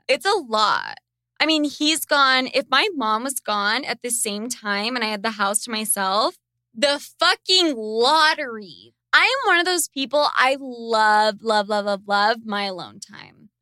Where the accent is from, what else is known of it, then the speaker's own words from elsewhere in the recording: Sandy, Utah, United States; I grew up in Sandy, Utah